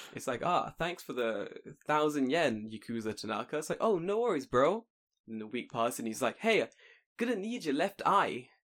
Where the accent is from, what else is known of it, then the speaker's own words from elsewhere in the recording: United Kingdom; now in Japan; in the U K